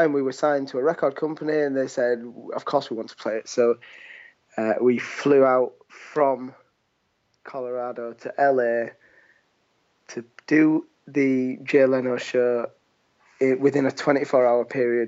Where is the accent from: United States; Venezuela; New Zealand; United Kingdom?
United Kingdom; Leeds, Yorkshire and the Humber; we're a band from Leeds, two brothers